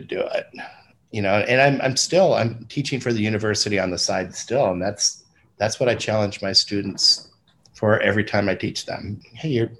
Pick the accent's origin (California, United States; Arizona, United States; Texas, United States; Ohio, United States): California, United States; moved away as an adult; also born or lived in Florida; I was back in a state that I grew up